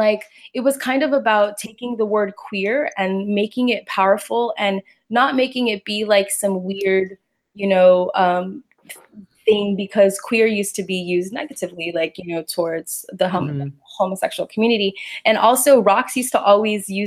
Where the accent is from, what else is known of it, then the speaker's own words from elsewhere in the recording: Pasadena, California, United States; also born or lived in Los Angeles; I live in Los Angeles, born and raised. I'm from Pasadena